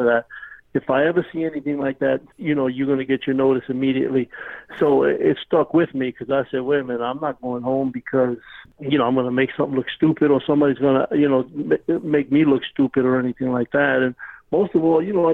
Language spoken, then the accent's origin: English; New York City, New York, United States; moved away; I was born in Brooklyn, New York, yes, sir. And I was born and raised there